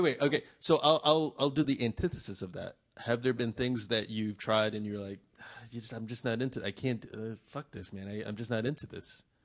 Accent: Vietnam; I'm from Vietnam

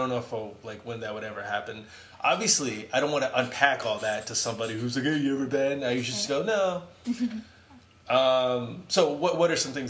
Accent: Vietnam; So when people, I say I'm from Vietnam, people typically say, "Will you ever go back?"

